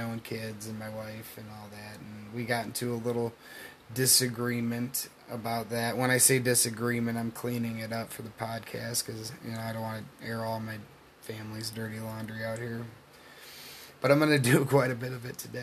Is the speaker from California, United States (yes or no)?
no; Michigan, United States; where I come from a really beautiful part of the state of Michigan